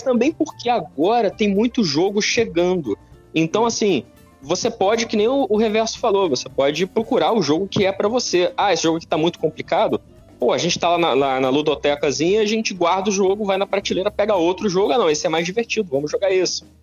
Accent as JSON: {"language": "Portuguese", "town": "Petrópolis", "region": "Rio de Janeiro", "country": "Brazil", "tie": "born or raised there", "said": "eu cresci em Petrópolis, Petrópolis tem uma tradição forte de xadrez"}